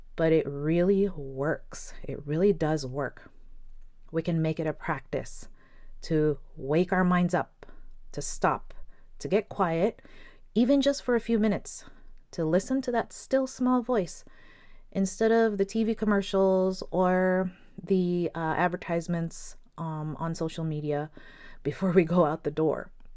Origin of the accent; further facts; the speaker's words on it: Philippines; I'm Filipino